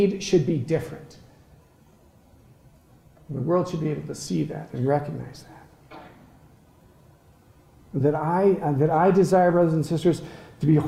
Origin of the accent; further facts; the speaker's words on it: Colorado, United States; moved away; I'm from Colorado, the most beautiful state in the country